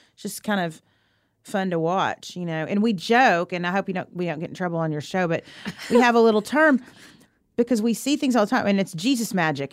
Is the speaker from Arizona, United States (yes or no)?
no; Arkansas, United States; moved away; where I grew up in Arkansas